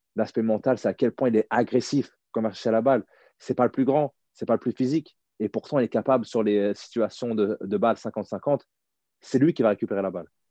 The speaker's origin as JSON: {"language": "French", "country": "France", "also_born_or_lived": "United States", "moved": "as an adult", "said": "bien que je sois français"}